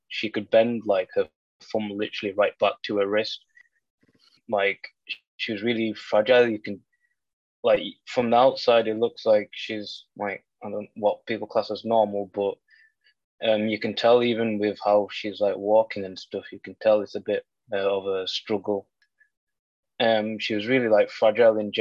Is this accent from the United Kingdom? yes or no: yes; Carlisle, North West England, United Kingdom; We're from Carlisle, so we went to the Carlisle hospital then.